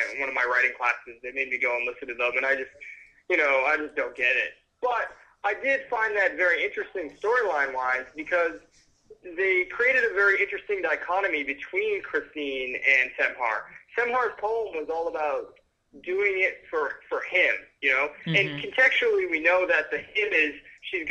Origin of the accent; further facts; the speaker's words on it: Northeast, United States; I'm from the Northeast